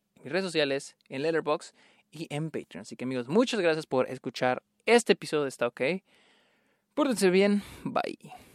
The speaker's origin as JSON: {"language": "Spanish", "region": "northern Mexico", "country": "Mexico", "tie": "born or raised there", "moved": "yes", "said": "tristemente es lo que llegaba a mi, a mi ciudad natal"}